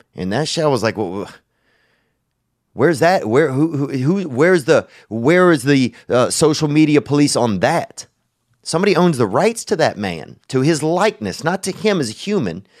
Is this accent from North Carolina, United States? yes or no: no; Louisiana, United States; moved away; when I was growing up in Louisiana